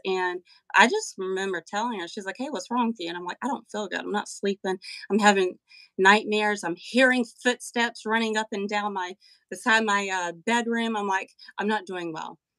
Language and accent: English; Western North Carolina, United States; I am from Western North Carolina, the heart of the Appalachian Mountains.